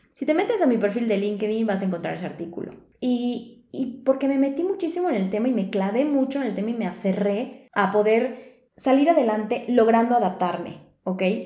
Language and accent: Spanish; Yucatán, Mexico; now in Mexico City, Mexico; yo soy yucateca